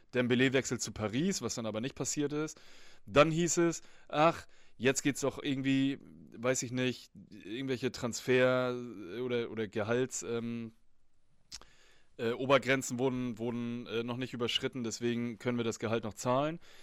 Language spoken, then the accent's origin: German; Germany; bei uns in Deutschland